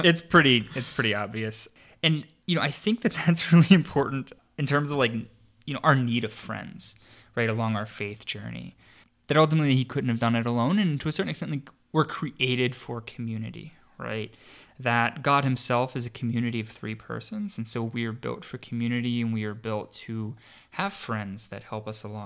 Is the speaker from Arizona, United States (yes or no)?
no; Pittsburgh, Pennsylvania, United States; which is celebrated in my hometown of Pittsburgh. Shout out to all of my listeners in Pittsburgh